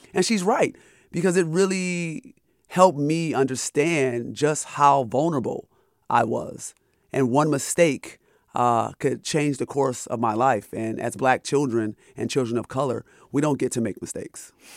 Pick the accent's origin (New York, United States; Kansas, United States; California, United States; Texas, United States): New York, United States; Rochester; So, I'm from upstate New York. I'm from Rochester, New York